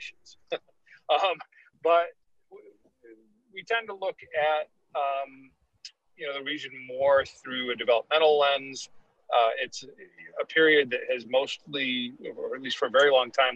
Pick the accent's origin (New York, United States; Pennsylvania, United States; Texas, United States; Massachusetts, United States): Texas, United States; I'm from Texas